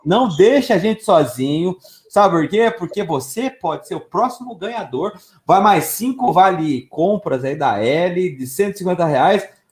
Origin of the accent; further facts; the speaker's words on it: São Paulo, Brazil; also born or lived in São José dos Campos / Curitiba; cidade onde eu nasci, tá? Eu sou criado no Jabaquara, nascido em São José